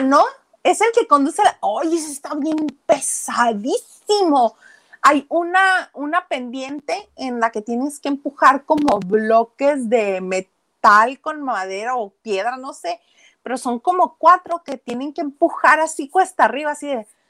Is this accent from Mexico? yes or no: yes; Mexico; also born or lived in Mexicali, Mexico; somos los mexicanos